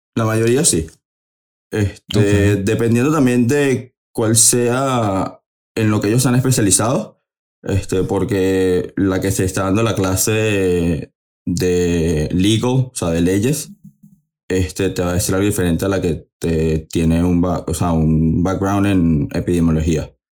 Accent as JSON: {"language": "Spanish", "town": "Caracas", "region": "Capital District", "country": "Venezuela", "moved": "yes", "lives_now": "United States", "said": "soy de Caracas, Venezuela"}